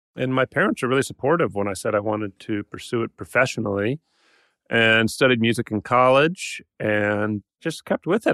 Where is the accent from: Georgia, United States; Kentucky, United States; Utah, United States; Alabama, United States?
Georgia, United States; Atlanta; I grew up in Atlanta